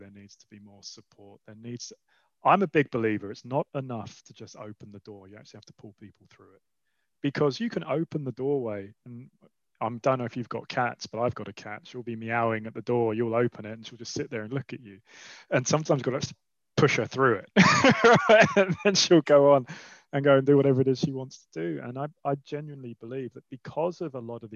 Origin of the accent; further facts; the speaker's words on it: London, United Kingdom; also born or lived in Switzerland; I grew up in Southeast London and went to a school near Lewisham